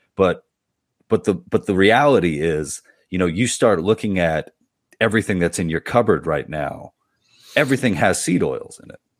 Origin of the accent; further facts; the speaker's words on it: New York, United States; I'm from New York